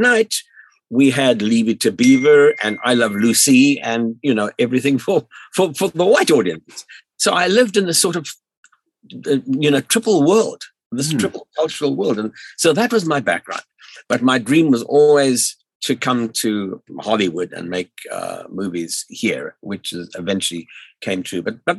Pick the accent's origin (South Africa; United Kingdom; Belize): South Africa; moved away; also born or lived in Central Africa; I'm now in my late 70s, and I grew up in South Africa. And I grew up as a child during the apartheid era in South Africa